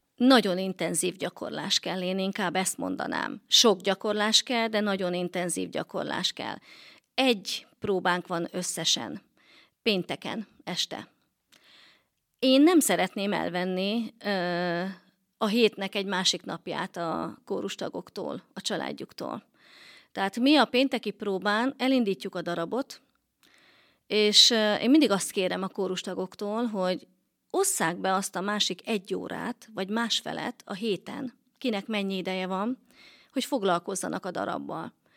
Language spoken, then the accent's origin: Hungarian; Balassagyarmat, Nógrád, Hungary; moved away as an adult; also born or lived in Miskolc; Balasagyarmaton nőttem fel